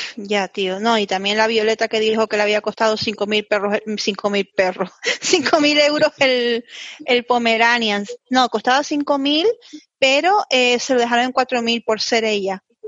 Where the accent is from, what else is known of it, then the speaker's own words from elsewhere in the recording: Canary Islands, Spain; Yo como canaria